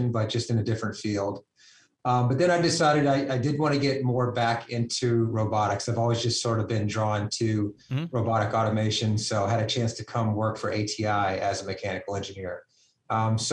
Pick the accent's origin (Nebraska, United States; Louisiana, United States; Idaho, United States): Louisiana, United States; moved away; originally, I'm from Louisiana